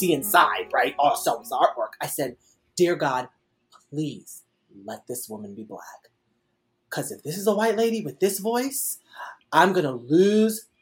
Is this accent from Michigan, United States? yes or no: yes; Michigan, United States; We're all Michigan.